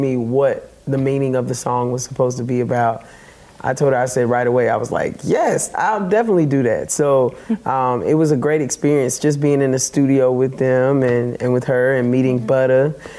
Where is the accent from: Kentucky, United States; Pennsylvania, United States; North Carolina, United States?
North Carolina, United States; also born or lived in New York; now in Nashville, United States; I'm originally from North Carolina.